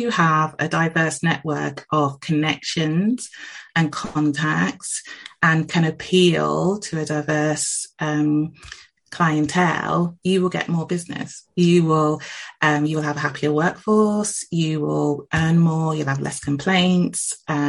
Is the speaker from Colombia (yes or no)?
no; England, United Kingdom; I myself am of Jamaican heritage, but I was born in England. I've lived here all of my life.